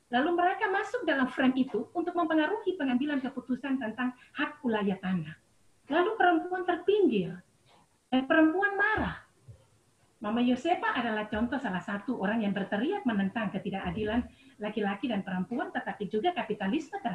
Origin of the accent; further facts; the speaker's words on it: Biak, Papua, Indonesia; Misalnya saya dari Biak, suara perempuan itu ada, ya.